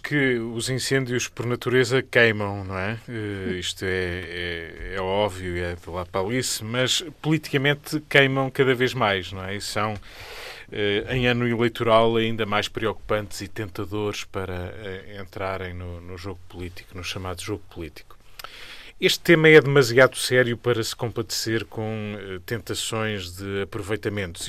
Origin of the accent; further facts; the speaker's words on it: Beira, Portugal; As minhas origens são mais de campo do que, enfim, de, de cidade, mas mais de interior, neste caso, eu sou beirão